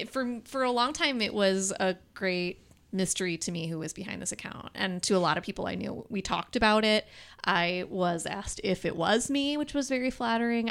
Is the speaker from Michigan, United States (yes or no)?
yes; Detroit, Michigan, United States; now in Lansing, United States; I'm from, like, uh, Metro Detroit